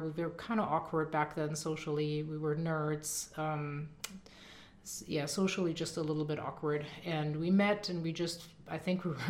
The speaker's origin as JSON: {"language": "English", "town": "Düsseldorf", "region": "North Rhine-Westphalia", "country": "Germany", "tie": "born or raised there", "moved": "as an adult", "lives_now": "United States", "said": "I grew up in Dusseldorf"}